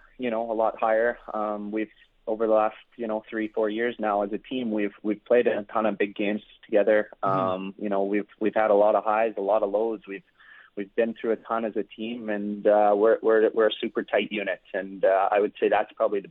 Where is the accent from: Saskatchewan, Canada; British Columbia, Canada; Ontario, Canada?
Saskatchewan, Canada; Regina; I'm born and raised in Regina and I've spent my whole life here